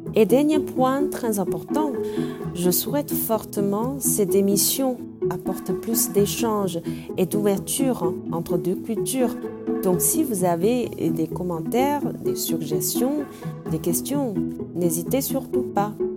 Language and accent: French; Shanghai, China; French is a second language; moved away; je suis née à Shanghai. Et mon point de vue représente plus ou moins la génération après 80 de Shanghai